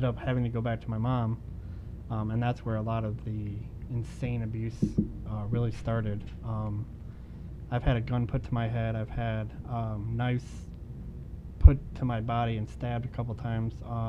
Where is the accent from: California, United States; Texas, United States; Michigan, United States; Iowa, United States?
Michigan, United States; Okemos; now in Ithaca, United States; I'm was born and raised in Okemos, Michigan